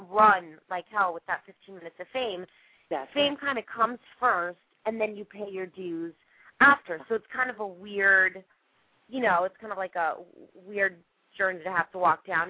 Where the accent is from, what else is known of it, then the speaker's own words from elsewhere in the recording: Las Vegas, Nevada, United States; I'm from Vegas originally, and so um, I grew up, you know, not on the strip